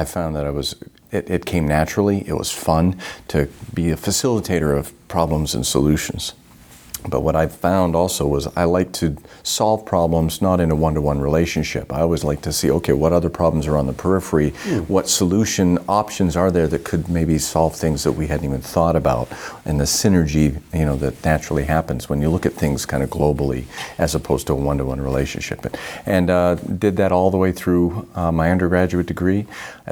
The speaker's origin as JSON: {"language": "English", "region": "Northern Maine", "country": "United States", "tie": "born or raised there", "said": "I grew up in Northern Maine"}